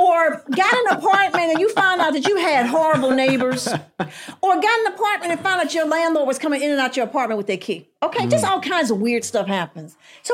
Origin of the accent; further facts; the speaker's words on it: New York, United States; I said, I'm from New York.